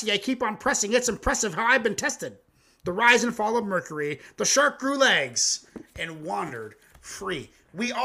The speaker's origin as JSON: {"language": "English", "country": "Canada", "said": "me and my ex-brother-in-law, white, naive Canadians"}